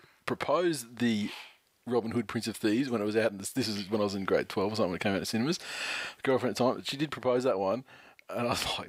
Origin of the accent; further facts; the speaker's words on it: New Zealand; It's funny, a couple of people have made comments, oh, you know, blah, blah, blah, but I'm from New Zealand.